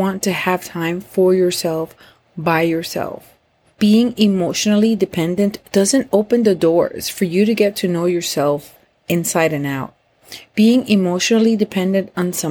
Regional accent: Puerto Rico; moved away as an adult; now in Florida, United States; I am from Puerto Rico. I moved to Florida with him and the kids

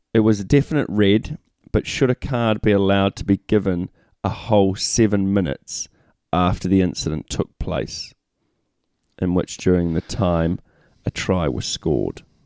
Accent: New Zealand; we're Kiwis

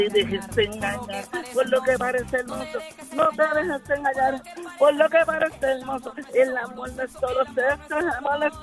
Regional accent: Río Piedras, Puerto Rico; De Río Piedra.

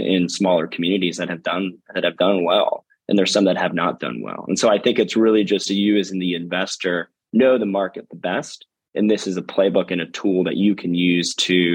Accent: Boise, Idaho, United States; moved away; I'm from Boise, Idaho originally

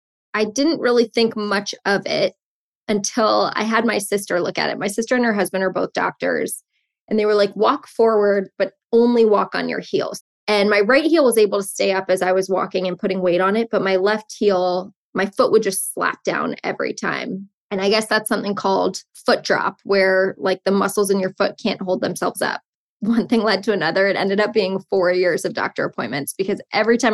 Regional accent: Potomac, Maryland, United States; moved away as an adult; also born or lived in Lehigh; now in New York City, United States; I grew up in Potomac, which has a large Jewish population

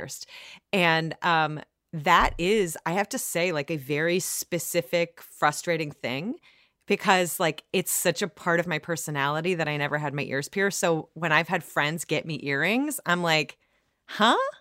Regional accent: Ohio, United States; also born or lived in Iowa; grew up in Ohio

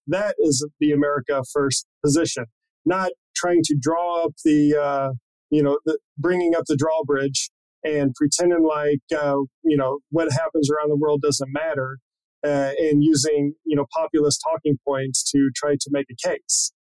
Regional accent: Missouri, United States; I'm from Missouri

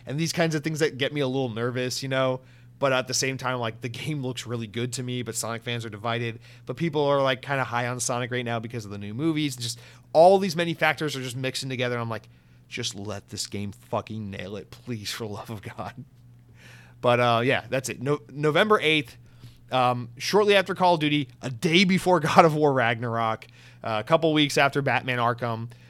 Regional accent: United Kingdom; I'm going to click off and give a 2-star rating on iTunes because I'm a British listener.

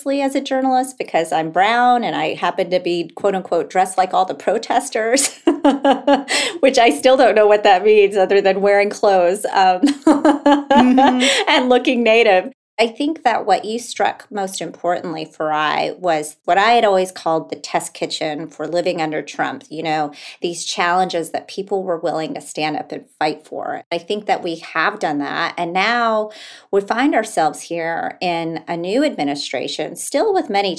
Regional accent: Laguna Pueblo, New Mexico, United States; moved away as an adult; now in Alaska, United States; I'm not an Alaska native. I'm from Laguna Pueblo in New Mexico, but I've been coming to Alaska for about 15 years for reporting. And I've recently relocated here last July.

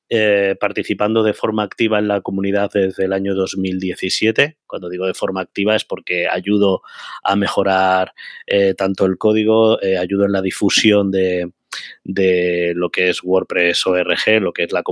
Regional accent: Úbeda, Andalusia, Spain; moved away as an adult; now in Madrid, Spain; Yo vine a Madrid con 18 añitos, aunque no se me note por el acento, yo soy de Jaén, de Úbeda.

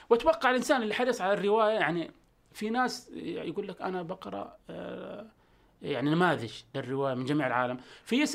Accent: Jeddah, Makkah Province, Saudi Arabia; ابن جده

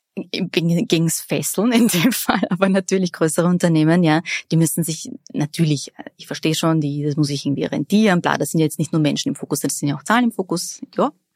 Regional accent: Vienna, Austria; Ich bin in Favoriten aufgewachsen und habe am Räumerplatz das Biber in die Hand gedrückt bekommen

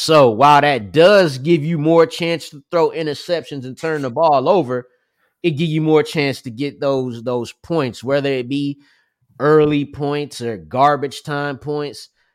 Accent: New Jersey, United States; I'm from New Jersey

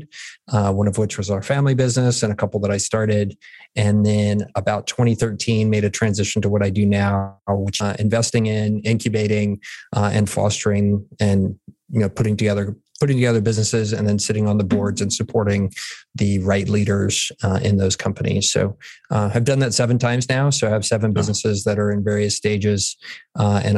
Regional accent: San Antonio, Texas, United States; also born or lived in Pennsylvania / San Francisco; grew up here in San Antonio, 46 years old now, went to high school here.

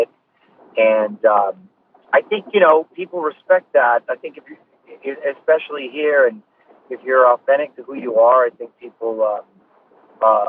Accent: United States; as an American

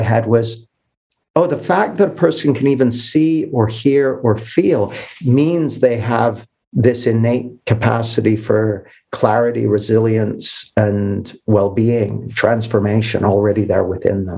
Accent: Canada; moved away as an adult; now in United Kingdom; I grew up in Canada, which is where I got this accent. I moved to the UK when I was 20

